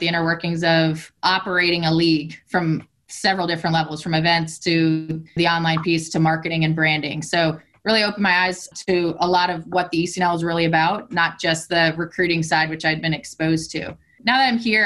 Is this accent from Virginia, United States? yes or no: yes; Northern Virginia, United States; now in Richmond, United States; I grew up in Northern Virginia